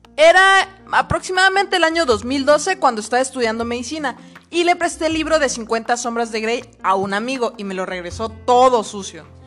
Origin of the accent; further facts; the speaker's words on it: Mexico; todos los mexicanos somos